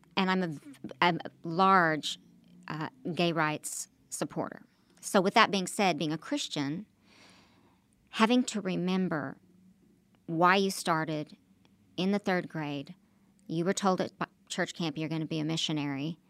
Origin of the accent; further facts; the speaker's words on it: Oklahoma, United States; moved away; also born or lived in New York / Los Angeles; I'm from Oklahoma